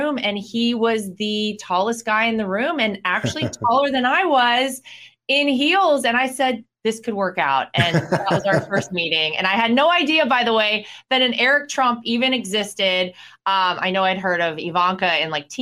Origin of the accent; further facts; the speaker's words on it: North Carolina, United States; I'm from North Carolina, and in North Carolina, we say pecan.